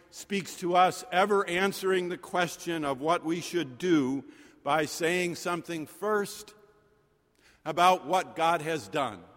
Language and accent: English; Boston, Massachusetts, United States; I'm just a wee lad from South Boston, but I am glad to make your acquaintance. After all, I come from Boston